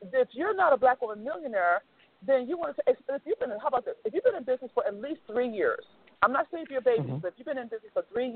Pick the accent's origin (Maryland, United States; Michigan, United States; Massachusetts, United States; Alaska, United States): Maryland, United States; Baltimore; Baltimore, which is my hometown